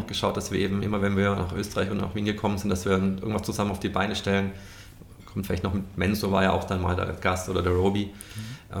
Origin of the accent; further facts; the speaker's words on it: Stuttgart, Baden-Württemberg, Germany; now in Munich, Germany; Stuttgart, mein, mein Heimatort